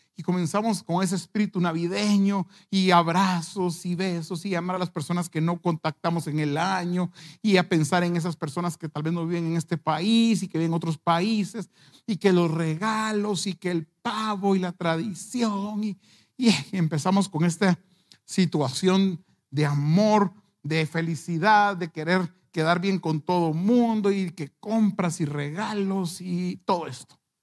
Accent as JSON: {"language": "Spanish", "country": "Guatemala", "said": "como buenos chapines"}